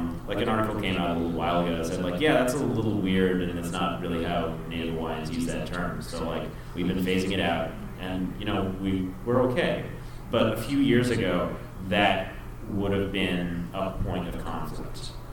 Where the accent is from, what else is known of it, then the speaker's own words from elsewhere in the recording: Philippines; Like, for example, I'm Filipino, and some Filipinos identify as Hispanic.